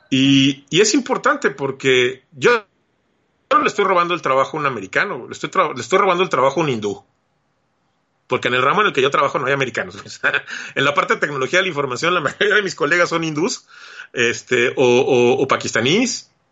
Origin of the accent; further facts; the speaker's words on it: Mexico; moved away as an adult; now in United States; yo salí de México decepcionado, este, en una muy mala situación y, y, entiendo el, espíritu con el que los mexicanos se vienen a trabajar a este lado.